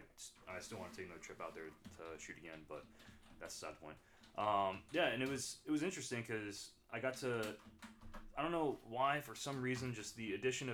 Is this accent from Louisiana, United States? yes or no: no; Newnan, Georgia, United States; moved away as an adult; I'm from Newnan, Georgia originally. Left for the Marine Corps there in August 11, 2014